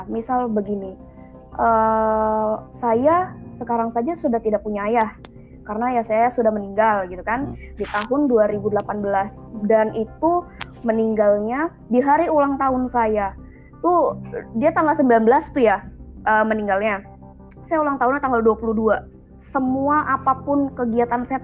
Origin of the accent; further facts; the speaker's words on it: Banten, Indonesia; Itu di Banten karena saya memang aslinya Banten.